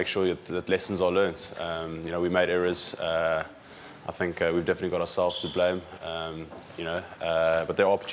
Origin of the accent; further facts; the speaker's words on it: South Africa; now in England; as a South African